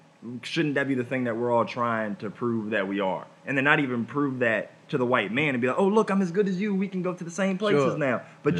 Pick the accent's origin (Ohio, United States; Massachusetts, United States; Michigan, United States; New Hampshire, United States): Ohio, United States; now in Chicago, United States; I'm from Ohio.